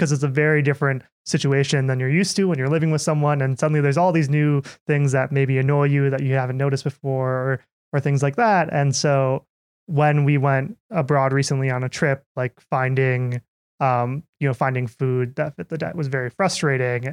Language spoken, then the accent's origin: English; Minnesota, United States; moved away; I'm from Minnesota.